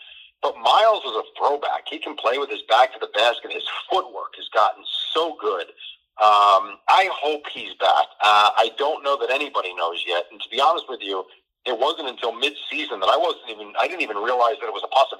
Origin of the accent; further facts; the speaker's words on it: New Jersey, United States; I'm from Jersey.